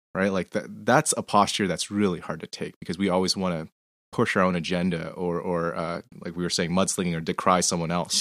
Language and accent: English; Canada; I'm Canadian